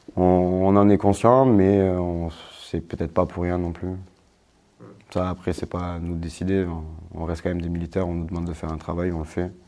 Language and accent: French; Corsica, France; moved away as an adult; now in Saint-Dizier, France; je suis corse.